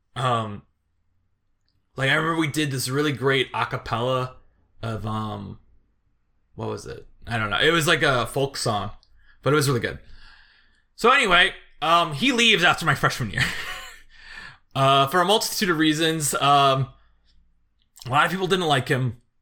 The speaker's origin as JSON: {"language": "English", "town": "Chesterton", "region": "Indiana", "country": "United States", "tie": "born or raised there", "moved": "yes", "said": "a reunion in Chesterton, like, uh, of my, my hometown"}